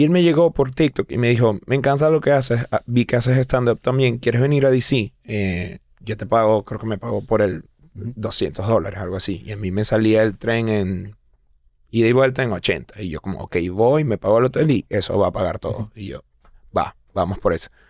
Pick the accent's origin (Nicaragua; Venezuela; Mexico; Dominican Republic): Venezuela; Cultural es como que, sí, soy venezolano, pero soy como gringa, o sea.